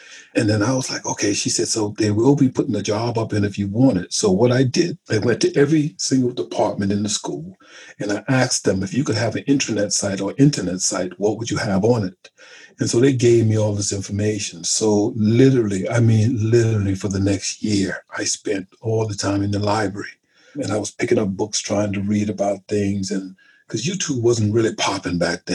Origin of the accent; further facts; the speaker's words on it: South Carolina, United States; moved away as an adult; now in England; I'm from South Carolina